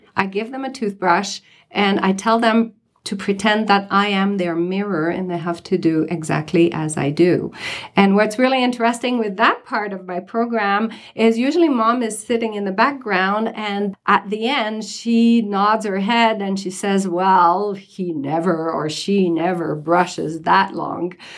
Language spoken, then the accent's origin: English; Canada; moved away as an adult; now in Summit County, United States; I'm a dentist from Canada, and I've been practicing dentistry for close to 40 years until I moved from Canada to here at the end of 2012